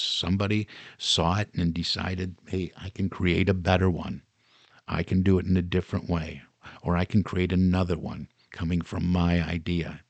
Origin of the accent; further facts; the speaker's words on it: Detroit, Michigan, United States; Growing up in the Detroit area